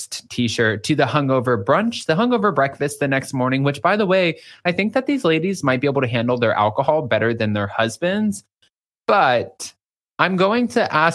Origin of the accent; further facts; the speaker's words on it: United States; I'm American.